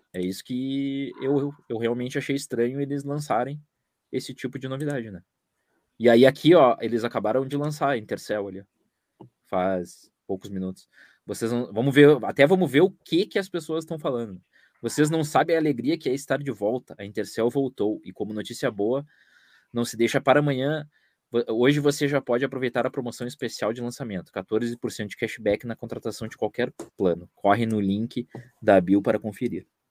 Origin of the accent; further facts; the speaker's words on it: São Paulo, Brazil; Sou de São Paulo, corintiano